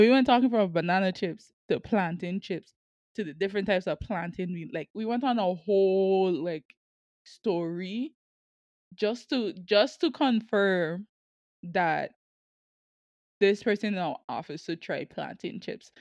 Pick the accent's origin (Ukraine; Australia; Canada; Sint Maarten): Sint Maarten; moved away as an adult; now in Kansas, United States